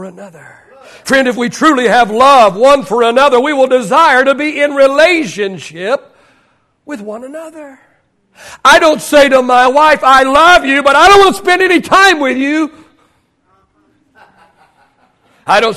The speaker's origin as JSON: {"language": "English", "region": "Oklahoma", "country": "United States", "tie": "born or raised there", "said": "I grew up in Oklahoma."}